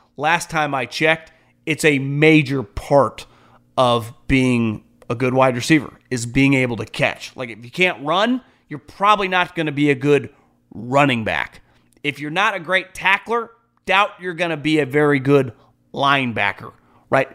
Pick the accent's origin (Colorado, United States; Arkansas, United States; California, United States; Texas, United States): California, United States; Sacramento; I'm from the Sacramento area.